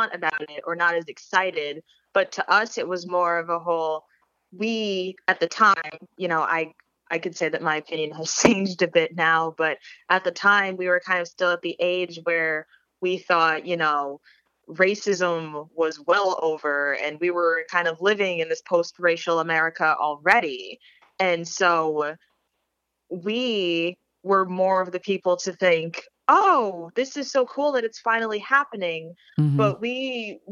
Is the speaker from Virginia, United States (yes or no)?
no; Connecticut, United States; growing up in Connecticut, that had a specific impact because we were so close to New York